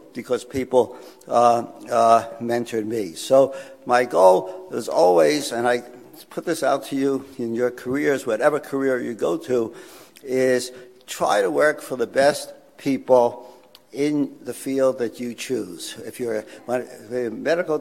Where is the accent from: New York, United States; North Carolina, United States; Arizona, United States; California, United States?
New York, United States; New York City; I grew up in Brooklyn in New York